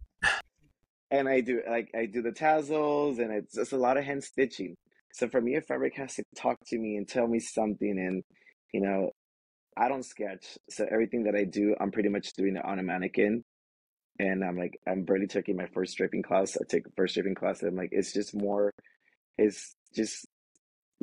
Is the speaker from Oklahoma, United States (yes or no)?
no; Los Angeles, California, United States; I was raised in Watts by a single parent.